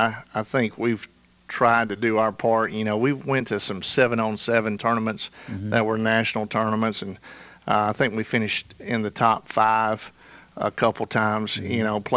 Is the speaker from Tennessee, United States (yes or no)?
yes; Murfreesboro, Tennessee, United States; I'm from Murfreesboro.